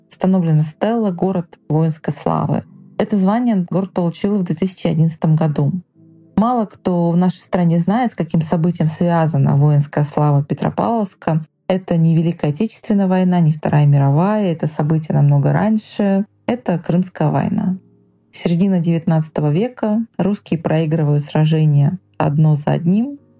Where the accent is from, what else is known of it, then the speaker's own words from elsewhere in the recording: Vilyuchinsk, Kamchatka Krai, Russia; Это закрытый город, мой родной город